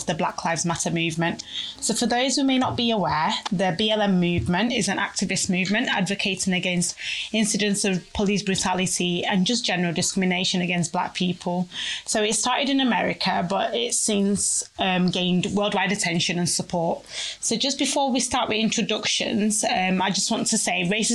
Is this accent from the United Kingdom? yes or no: yes; Manchester, North West England, United Kingdom; also born or lived in Nigeria / Oldham / Nottingham; I moved to Manchester, sunny Manchester, when I was 7 years old.